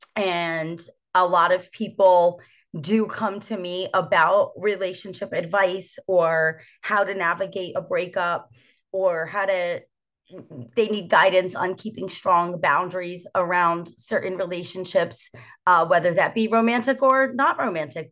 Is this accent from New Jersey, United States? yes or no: yes; New Jersey, United States; born and raised in New Jersey